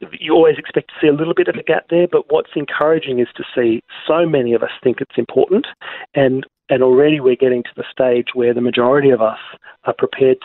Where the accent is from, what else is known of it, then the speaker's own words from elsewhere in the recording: Australia; we as Australian consumers